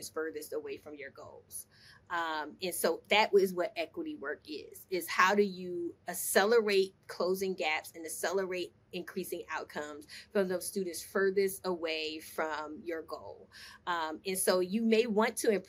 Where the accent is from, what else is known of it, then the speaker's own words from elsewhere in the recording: Newark, New Jersey, United States; moved away as an adult; now in Atlanta, United States; growing up in Newark, New Jersey during the 80s